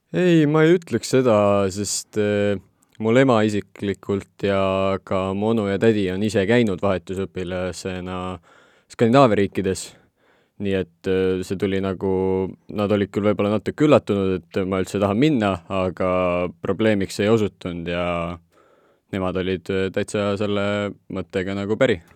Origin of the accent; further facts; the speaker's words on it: Estonia; Eesti ikkagi on minu kodukoht, et olen varemgi Eestist väljas elanud